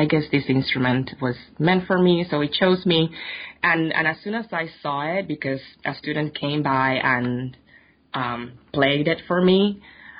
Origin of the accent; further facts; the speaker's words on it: Puerto Rico; moved away; I am originally from Puerto Rico, and I grew up as part of a church family